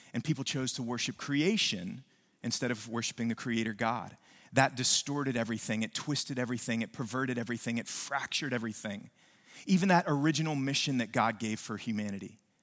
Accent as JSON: {"language": "English", "region": "West Virginia", "country": "United States", "tie": "born or raised there", "moved": "yes", "lives_now": "New Braunfels, United States", "said": "when I was a kid, I grew up in West Virginia"}